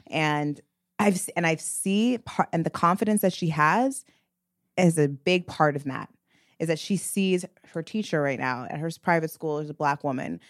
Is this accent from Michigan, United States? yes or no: no; the Valley, California, United States; me and Mila are two Black women that grew up in the Valley.